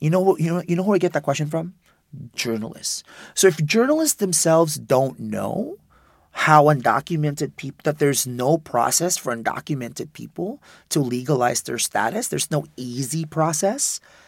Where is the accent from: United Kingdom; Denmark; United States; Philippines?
Philippines; I'm undocumented, I'm gay, I'm Filipino.